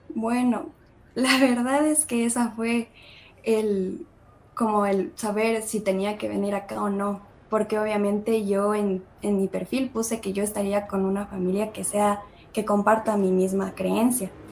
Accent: Ecuador; moved away as an adult; now in United States; Ecuador comemos un montón de cosas

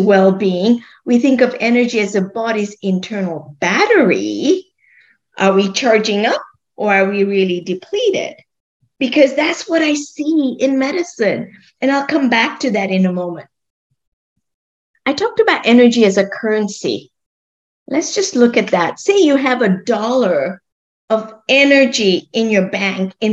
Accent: Kenya; moved away as an adult; also born or lived in Scotland / London; I grew up in Kenya, and I grew up eating a very favorite food, sweet corn

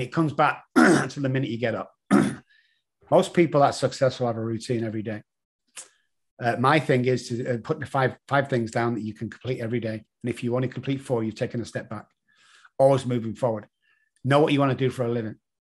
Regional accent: England, United Kingdom; accent: English; my stupid English accent

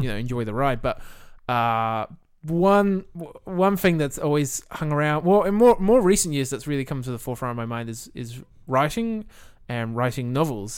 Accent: Millicent, South Australia, Australia; moved away as an adult; also born or lived in Adelaide / New Zealand; originally I grew up in Millicent with View Drew in the, in the country town

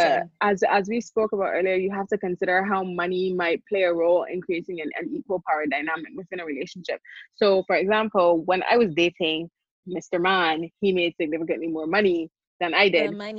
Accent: Barbados; I grew up in the Caribbean. I grew up in Barbados.

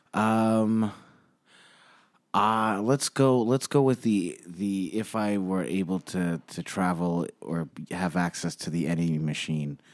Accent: New York City, New York, United States; We grew up in Bay Ridge

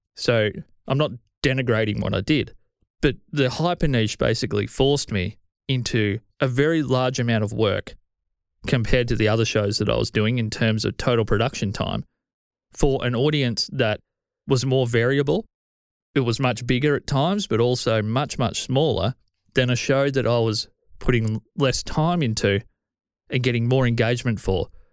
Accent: Australia; I'm Australian

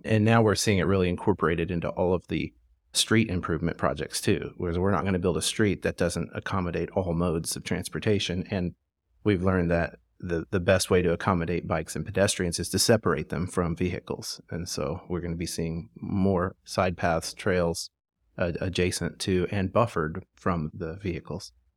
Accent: Springfield, Missouri, United States; moved away as an adult; also born or lived in Tulsa, Oklahoma; now in Fayetteville, United States; I actually grew up in Springfield, Missouri

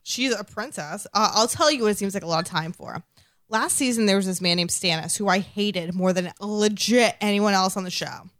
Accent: Massachusetts, United States; accent: non-rhotic; I'm from Massachusetts

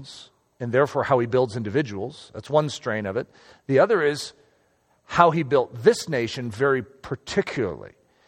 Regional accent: United States; I am an American, and I love being an American

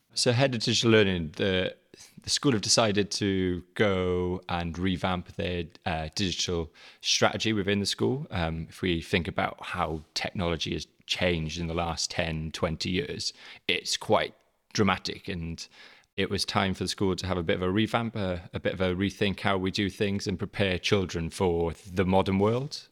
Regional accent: South Wales Valleys, United Kingdom; moved away; I'm South Wales, originally. Um, so, uh, I'm a very strong and proud Welshman.

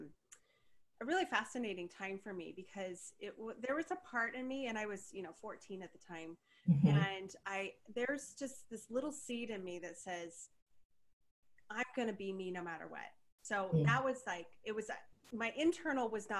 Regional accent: Denver, Colorado, United States; moved away as an adult; also born or lived in Portland; I moved away from Denver when I was just barely 19

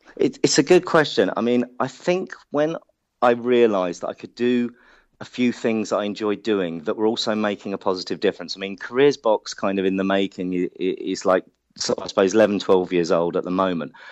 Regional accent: London, United Kingdom; accent: Hackney; my Hackney accent

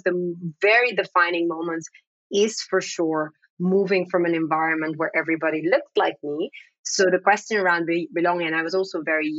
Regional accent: Amsterdam, North Holland, Netherlands; first language Dutch; English is a second language; I'm a Black woman. Dutch is my first language. I would say if you ask me where I'm from, I typically say from Amsterdam. And I've lived across different parts of the world.

